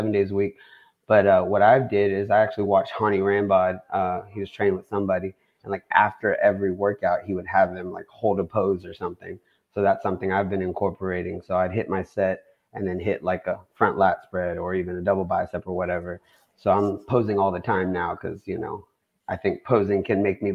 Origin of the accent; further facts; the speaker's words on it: Hawaii, United States; coming from like a hula background, like I'm Hawaiian. We used to dance hula a lot, like as a family